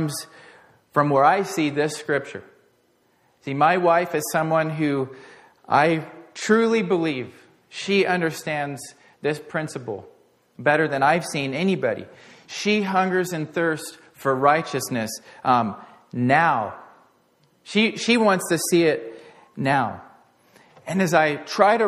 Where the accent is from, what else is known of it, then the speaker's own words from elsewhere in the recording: Portland, United States; growing up in Portland